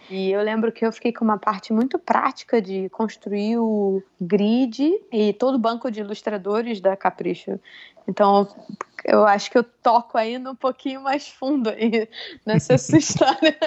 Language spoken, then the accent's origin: Portuguese; Rio de Janeiro, Brazil; moved away as an adult; also born or lived in São Paulo; now in New York, United States; eu saí do Rio assim que me formei